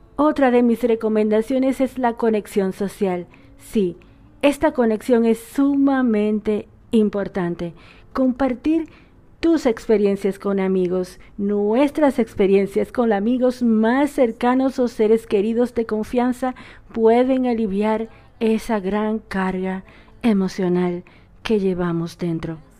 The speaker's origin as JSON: {"language": "Spanish", "country": "Dominican Republic", "moved": "yes", "lives_now": "Argentina", "said": "una dominicana por esta RSS Radio"}